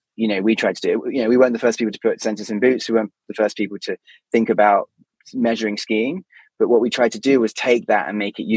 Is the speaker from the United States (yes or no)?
no; United Kingdom; obviously we're both British